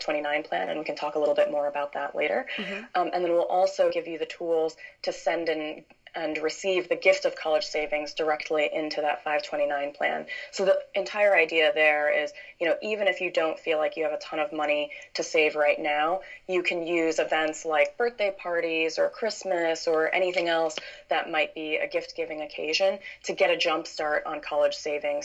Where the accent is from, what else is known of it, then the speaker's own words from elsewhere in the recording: Chicago suburbs, Illinois, United States; now in San Francisco, United States; I'm originally from the Chicago suburbs